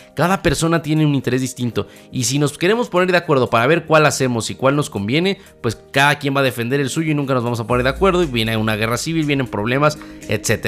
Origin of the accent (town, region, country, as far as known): Mexico